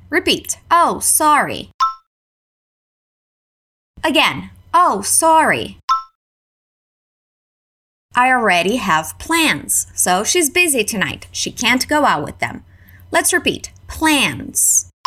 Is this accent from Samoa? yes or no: no; Canada; accent: Canadian; my accent is actually Canadian, I say party, but you can say it any way you like